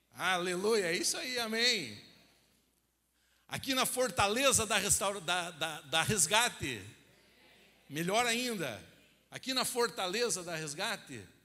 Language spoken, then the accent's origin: Portuguese; Rio Branco do Sul, Paraná, Brazil; na minha cidade, como eu falei, é uma cidade pequena